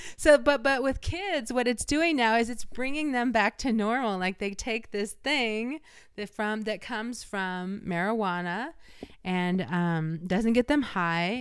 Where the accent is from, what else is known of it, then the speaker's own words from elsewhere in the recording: Illinois, United States; I'm from Illinois